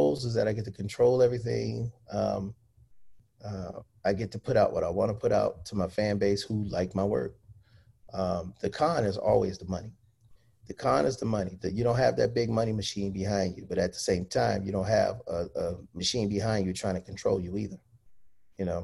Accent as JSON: {"language": "English", "town": "Cleveland", "region": "Ohio", "country": "United States", "tie": "born or raised there", "also_born_or_lived": "Philadelphia", "moved": "yes", "lives_now": "Los Angeles, United States", "said": "I'm from Cleveland, born and raised, but I lived in Philly before coming"}